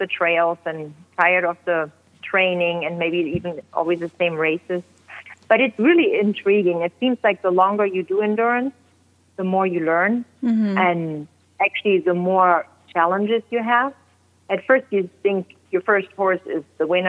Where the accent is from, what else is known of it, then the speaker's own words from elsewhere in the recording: Germany; moved away as an adult; now in Oregon, United States; I grew up in Germany